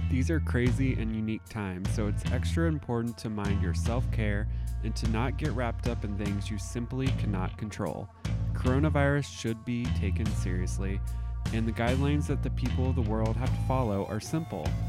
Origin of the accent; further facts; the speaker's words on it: Southern Indiana, United States; I'm from Southern Indiana